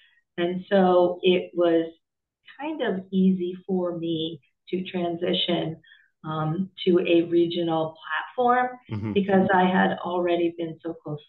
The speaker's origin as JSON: {"language": "English", "town": "Hamden", "region": "Connecticut", "country": "United States", "tie": "born or raised there", "also_born_or_lived": "West Haven", "said": "Well, it's a little bit like coming home for me. I grew up in Hamden and West Haven."}